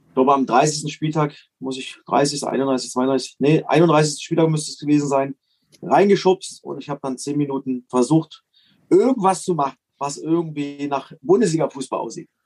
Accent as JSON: {"language": "German", "region": "East Germany", "country": "Germany", "said": "für mich als Ossi"}